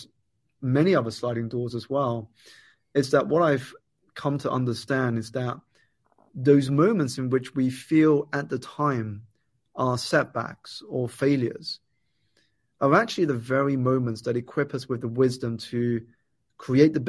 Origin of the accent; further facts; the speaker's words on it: United Kingdom; I was born here in the United Kingdom, Steve, to Malaysian parents.